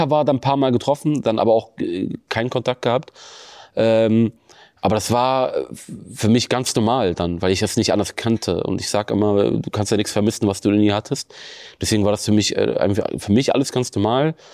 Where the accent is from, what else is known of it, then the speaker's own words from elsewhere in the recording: Bremen, Germany; Egal, wo ich auf der Welt bin, Bremen ist und bleibt immer meine Heimat.